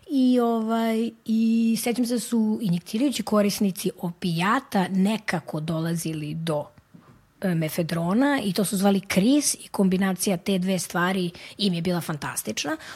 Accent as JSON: {"language": "Croatian", "country": "Serbia", "said": "kod nas u Srbiji"}